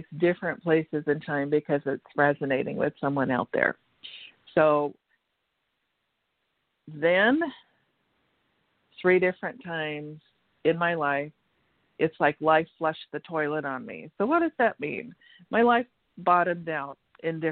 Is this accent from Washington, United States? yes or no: yes; Washington, United States; moved away as an adult; also born or lived in California; went back to my home state of Washington State